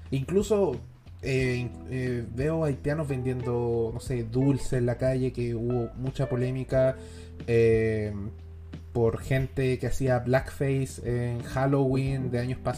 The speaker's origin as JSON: {"language": "Spanish", "country": "Venezuela", "lives_now": "Chile", "said": "tengo amigos, tengo conocidos en grupos de WhatsApp de, que somos puros venezolanos"}